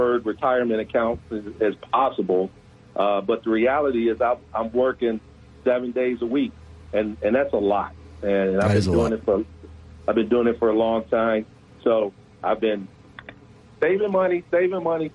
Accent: Detroit, Michigan, United States; moved away as an adult; also born or lived in Little Rock, Arkansas; I'm originally from Detroit, born and raised.

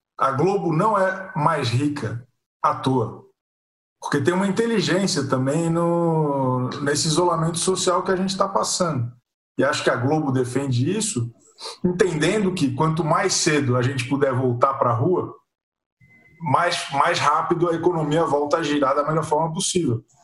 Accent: Florianópolis, Santa Catarina, Brazil; eu que sou de, de Florianópolis

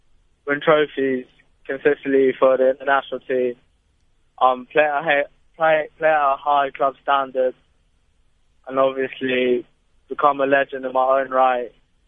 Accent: Durban, KwaZulu-Natal, South Africa; born there; Well, my nan's from the Eastern Cape, and I was born in Durban, but my dad lives in Johannesburg.

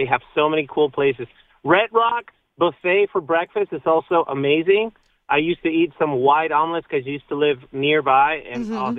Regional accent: Tijuana, Baja California, Mexico; moved away; also born or lived in Las Vegas, Nevada; you are going to eat authentic Tijuana, Mexico tacos. Nice. This is my hometown.

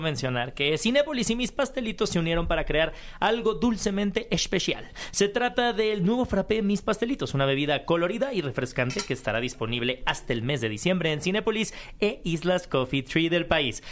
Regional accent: Mexico; como mexicanos

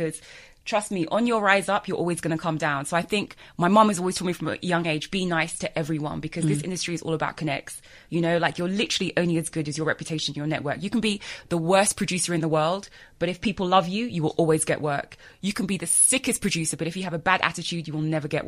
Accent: Surrey, South East England, United Kingdom; moved away as an adult; also born or lived in Lagos, Nigeria; now in South Africa; my dad decided to move us over when I was four

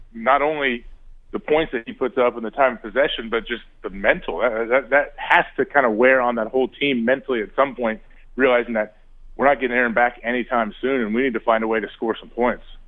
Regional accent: Ohio, United States; I grew up in Ohio

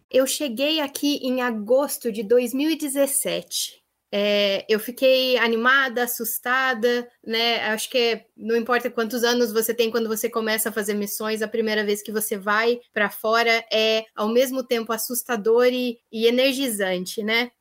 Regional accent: Brazil; moved away as an adult; now in Northern Ireland; eu sou brasileira

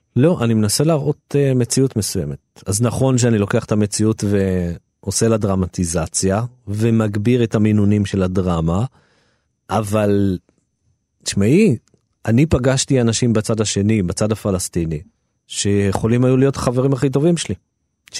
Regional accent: Jerusalem, Jerusalem District, Israel; כי אני נולדתי שם וגדלתי שם וזה היה הבית שלי

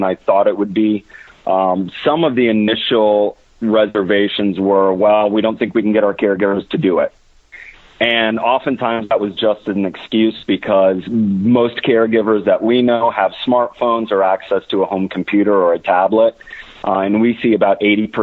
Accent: Orange City, Iowa, United States; born or raised there

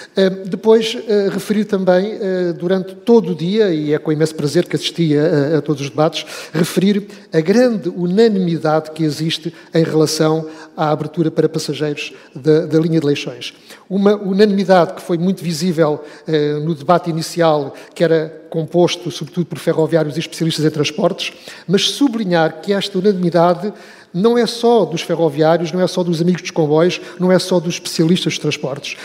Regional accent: Oeste, Portugal; Zona Oeste, eh, de onde sou natural

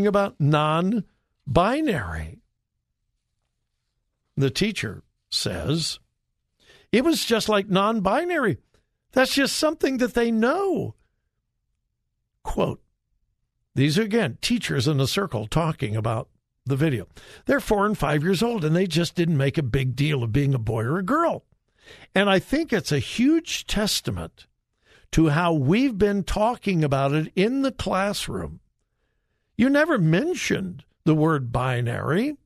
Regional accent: California, United States; moved away; I'm from California

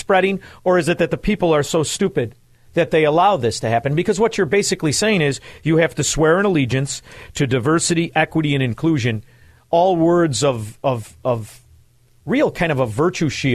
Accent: Chicago, Illinois, United States; I went to high school growing up in Chicagoland

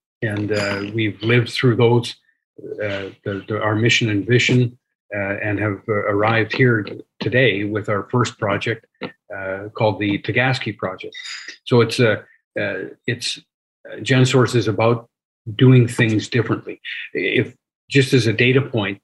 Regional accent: Saskatchewan, Canada; I'm an engineer, born and raised in Saskatchewan, spent essentially my entire career in Saskatchewan

